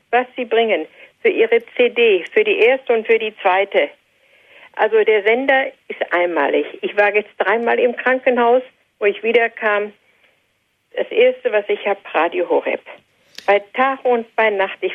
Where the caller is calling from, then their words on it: North Rhine-Westphalia, Germany; Ich komme hier oben aus dem Sauerland und möchte auch Ihnen herzlich danken für die schönen Sendungen.